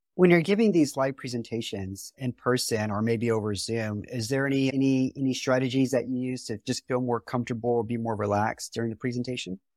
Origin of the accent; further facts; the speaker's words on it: Houston, Texas, United States; I'm from Houston